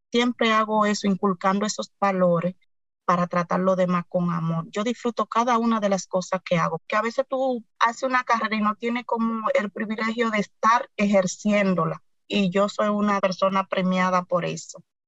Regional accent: Cotuí, Sánchez Ramírez, Dominican Republic; soy de Cotuí, provincia Sánchez Ramírez

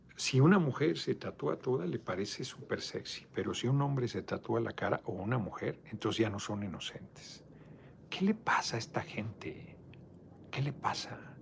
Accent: Mexico City, Mexico; soy, soy de Iztapalapa

